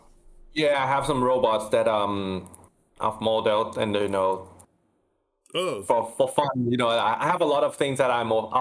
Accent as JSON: {"language": "English", "region": "Bangkok", "country": "Thailand", "said": "I am from Thailand, Bangkok."}